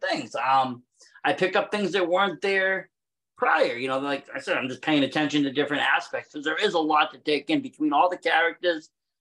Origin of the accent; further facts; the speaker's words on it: Massachusetts, United States; I'm from Mass